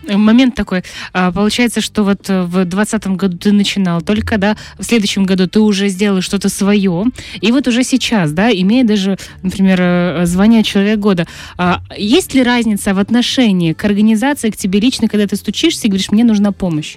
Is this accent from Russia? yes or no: no; Dnestrovsk, Transnistria, Moldova; Я из Днестровска